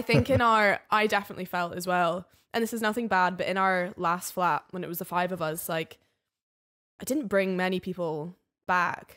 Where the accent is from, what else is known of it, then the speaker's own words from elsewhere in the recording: the Highlands, Scotland, United Kingdom; now in Edinburgh, United Kingdom; I'm from the Highlands